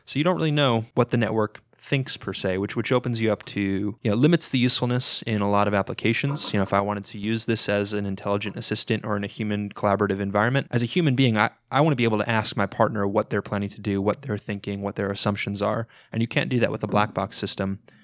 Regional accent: South Florida, United States; moved away as an adult; also born or lived in New York / Missouri; I grew up for most of my life in South Florida, kinda just north of, northwest of Fort Lauderdale area

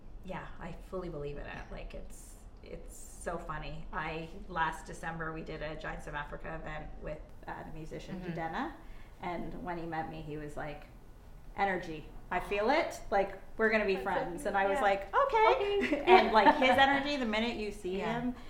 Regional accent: Waterloo, Ontario, Canada; also born or lived in Japan; growing up in Waterloo

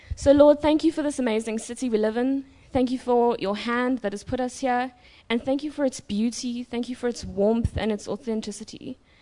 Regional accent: Durban, KwaZulu-Natal, South Africa; I was born in Durban. I was raised by the warm, open arms of Durban

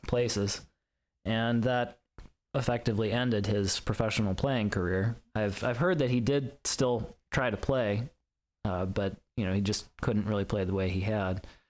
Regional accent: Lynchburg, Virginia, United States; moved away; also born or lived in Chicago; my hometown of Lynchburg

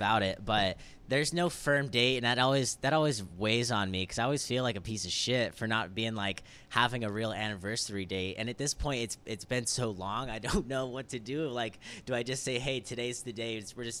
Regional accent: La Quinta, California, United States; La Quinta, California.

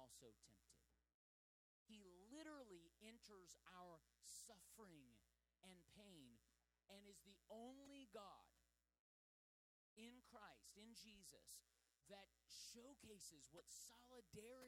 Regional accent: United States; as an American

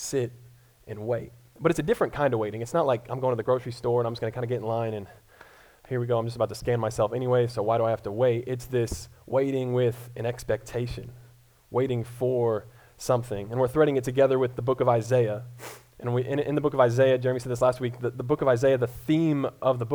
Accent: Colorado, United States; moved away as an adult; now in Columbia, Missouri, United States; I'm originally from Colorado

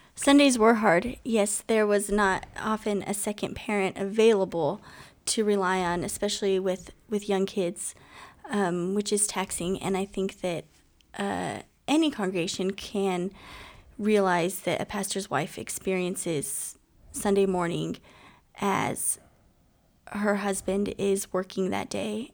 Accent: Southern California, United States; now in Portland, United States; … and I are both from Southern California. We met in high school.

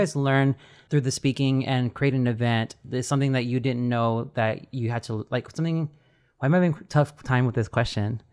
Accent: Texas, United States; we're all from Texas

